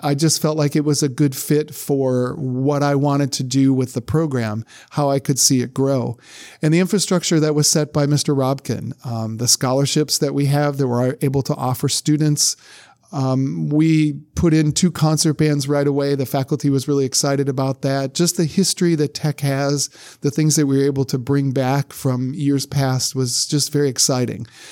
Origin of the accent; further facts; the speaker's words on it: Brunswick, Ohio, United States; moved away as an adult; now in Louisiana, United States; my hometown of Brunswick, Ohio